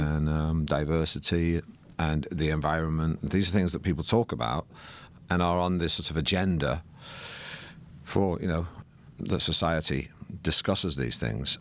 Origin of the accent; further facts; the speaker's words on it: Manchester, North West England, United Kingdom; I grew up in Manchester